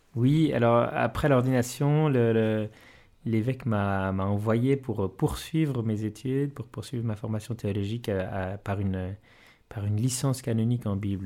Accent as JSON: {"language": "French", "region": "Valais", "country": "Switzerland", "said": "la vocation missionnaire chez moi en Valais"}